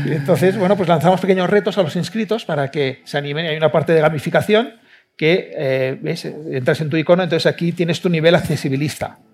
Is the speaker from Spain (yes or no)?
yes; Barcelona, Catalonia, Spain; yo también soy de Barcelona